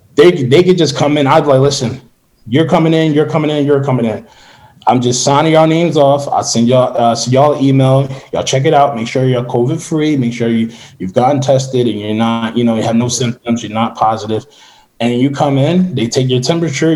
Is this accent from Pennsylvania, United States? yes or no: yes; Philadelphia, Pennsylvania, United States; I'm from Philadelphia